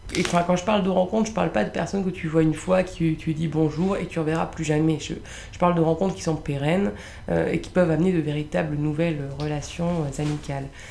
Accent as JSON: {"language": "French", "town": "Lille", "region": "Hauts-de-France", "country": "France", "moved": "as an adult", "lives_now": "Paris, France", "said": "Je suis originaire de Lille."}